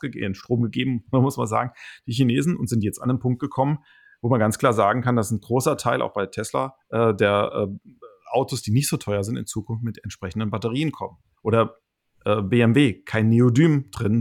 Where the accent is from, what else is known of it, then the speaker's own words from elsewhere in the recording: Hesse, Germany; ich bin kein Schwabe, ich bin rein Hesse